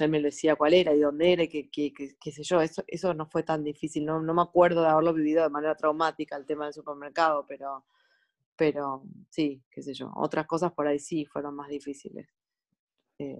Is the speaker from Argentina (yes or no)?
yes; Argentina; moved away as an adult; also born or lived in Sweden / Stockholm; now in Norway